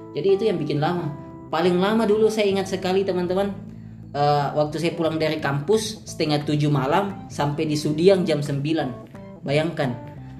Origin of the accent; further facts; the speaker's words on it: Sentani, Papua, Indonesia; moved away as an adult; now in Makassar, Indonesia; saya adalah mahasiswa rantau dari timur saya berasal dari Kabupaten Jayapura